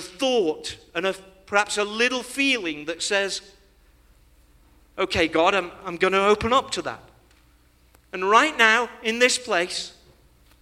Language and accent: English; England, United Kingdom; when we were growing up in Great Britain